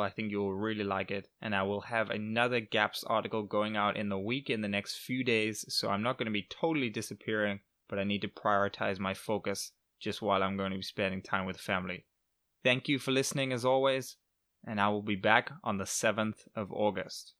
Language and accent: English; England, United Kingdom; moved away; I am back in England for his sixtieth birthday, so I was just flew, literally just flew today to my hometown